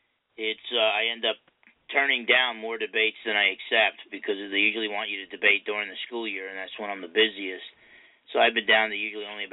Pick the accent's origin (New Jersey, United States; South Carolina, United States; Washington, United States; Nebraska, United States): New Jersey, United States; Essex County; accent: New York-type accent; I grew up in Essex County, New Jersey. It's one of those counties that kind of borders on Manhattan, so you get a little bit of the New York-type accent and attitude